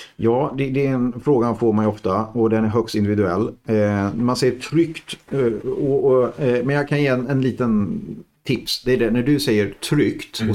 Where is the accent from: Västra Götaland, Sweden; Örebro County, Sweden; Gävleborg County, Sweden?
Örebro County, Sweden; Degerfors; Jag kommer ju från Degerfors från början